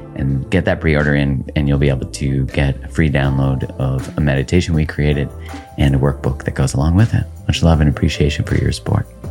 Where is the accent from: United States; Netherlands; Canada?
Canada; I'm from Canada